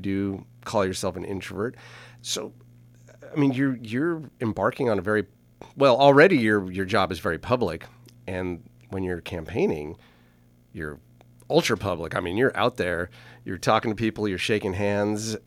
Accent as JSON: {"language": "English", "area": "Napa Valley", "region": "California", "country": "United States", "tie": "born or raised there", "also_born_or_lived": "Los Angeles", "said": "I grew up here in Napa Valley, I was born at the corner of Sunset and Vermont in Los Angeles"}